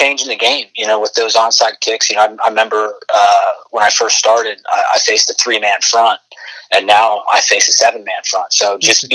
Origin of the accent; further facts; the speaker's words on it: Orlando, Florida, United States; it's my hometown. I grew up going to those games